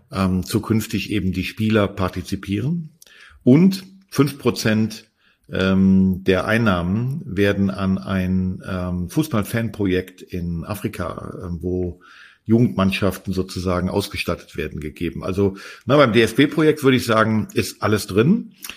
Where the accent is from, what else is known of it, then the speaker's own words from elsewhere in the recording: Berlin, Germany; für mich als Berliner